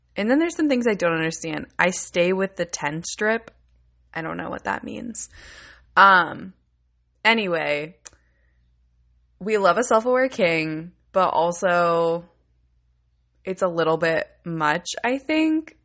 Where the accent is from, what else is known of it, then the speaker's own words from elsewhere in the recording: Buffalo, New York, United States; I'm from Buffalo, New York